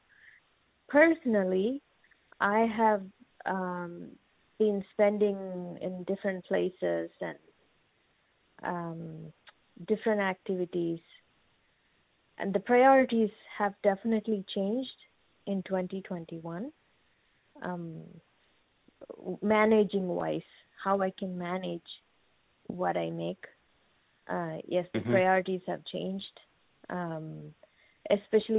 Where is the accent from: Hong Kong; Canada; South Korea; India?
India; moved away as an adult; now in United States; I'm 39 years old, and I'm from India.